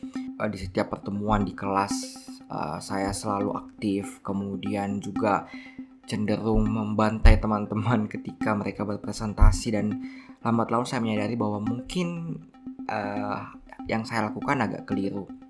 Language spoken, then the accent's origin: Indonesian; Watampone, South Sulawesi, Indonesia; born there; saya lahir di Watampone, Kabupaten Bone, 3 Juni 1994.